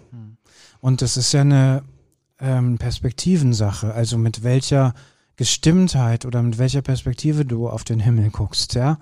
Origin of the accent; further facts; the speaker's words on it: Kürten, North Rhine-Westphalia, Germany; Ich bin ja in Kürten groß geworden